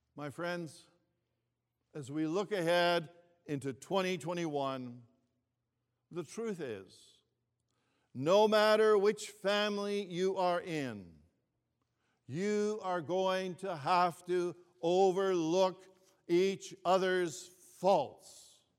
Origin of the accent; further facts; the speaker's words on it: Toronto, Ontario, Canada; also born or lived in Greece; I was born in Greece and we were new immigrants to Canada when I was just five years old. And I remember when I was growing up here in Toronto